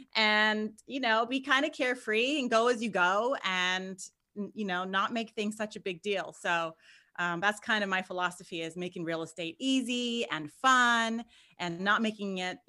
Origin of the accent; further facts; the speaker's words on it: California, United States; moved away as an adult; now in Memphis, United States; So right now I live in Memphis, but I grew up in Southern California. I lived in Inland Empire, Orange County for like my whole life, and until I was 30.